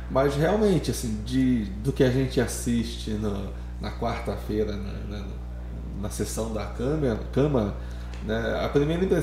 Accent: Rio de Janeiro, Brazil; aqui a gente fala que o meu problema do Rodrigo é, é que a gente não é itatibense. Né? Eu sou carioca

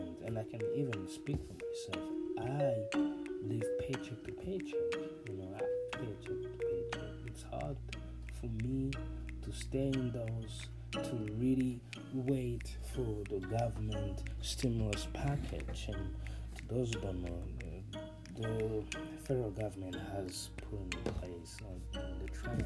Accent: Burundi; moved away; I was born and raised in, this is my own country

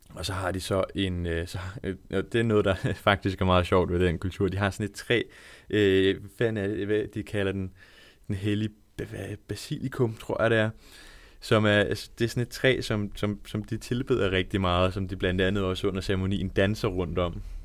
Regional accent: Langeland, Southern Denmark, Denmark; moved away as an adult; also born or lived in Svendborg; now in Odense, Denmark; jeg er opvokset på Langeland

